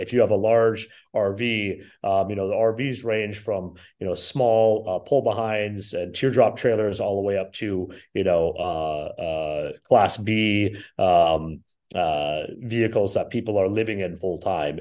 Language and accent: English; Minnesota, United States; moved away; also born or lived in Wisconsin; I'm originally from Minnesota.